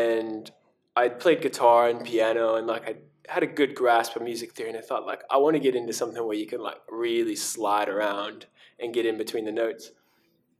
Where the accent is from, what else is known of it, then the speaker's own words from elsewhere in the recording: United States; I'm from America